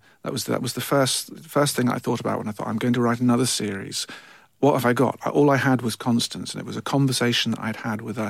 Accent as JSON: {"language": "English", "town": "Bishop's Stortford", "region": "East of England", "country": "United Kingdom", "tie": "born or raised there", "said": "So he went and worked in London for many years, which is why I don't sound like I'm from Fife."}